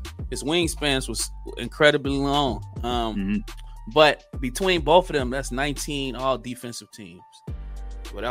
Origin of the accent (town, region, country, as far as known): Chicago, Illinois, United States; born or raised there